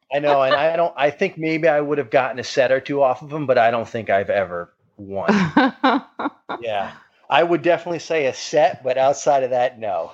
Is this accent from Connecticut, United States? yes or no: yes; Fairfield, Connecticut, United States; I grew up in Fairfield, Connecticut.